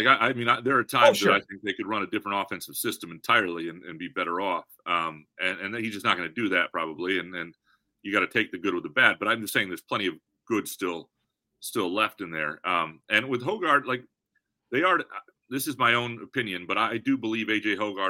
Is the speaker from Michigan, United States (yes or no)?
yes; Lansing, Michigan, United States; I grew up in Lansing, Michigan.